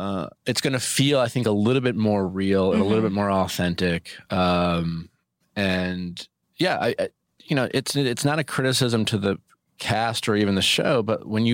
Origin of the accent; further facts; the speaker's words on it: Milwaukee, Wisconsin, United States; My friends I grew up with in Milwaukee